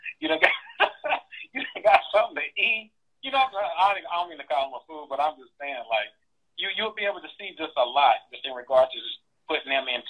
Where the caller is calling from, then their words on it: San Antonio, Texas, United States; I'm calling from San Antonio, Texas.